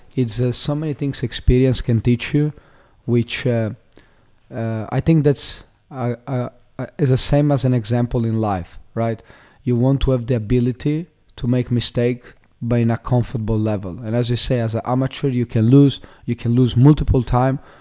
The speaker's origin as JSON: {"language": "English", "country": "Italy", "tie": "born or raised there", "also_born_or_lived": "Slovenia", "moved": "as an adult", "lives_now": "Australia", "said": "I was born in Slovenia, um, in a small, uh, town, um, close to the border to Italy. Uh, and, uh, when I was younger, when I was like, uh, three, four years old, I moved, uh, to Italy."}